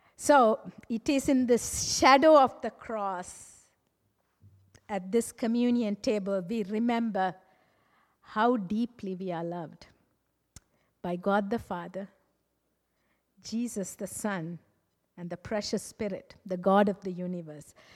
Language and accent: English; Sri Lanka; moved away; I'm originally from Sri Lanka